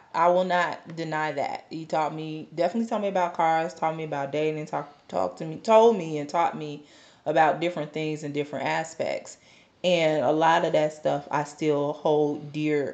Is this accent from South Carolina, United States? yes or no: no; Chicago, Illinois, United States; I'm from Chicago